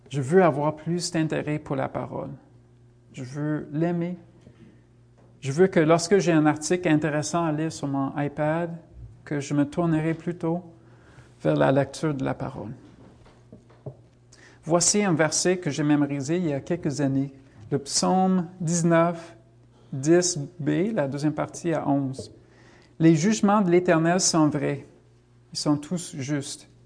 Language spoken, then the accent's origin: French; United States; French is a second language; Moi, je viens des États-Unis, ça l'est encore plus, je pense.